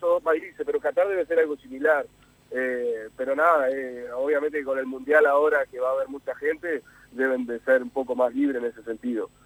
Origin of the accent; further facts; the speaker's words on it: Uruguay; yo he jugado más tiempo en el exterior que, acá en mi país